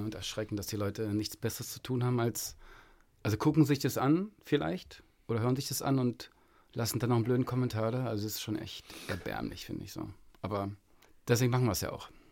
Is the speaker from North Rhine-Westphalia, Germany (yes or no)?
no; Berlin, Germany; bei uns in Berlin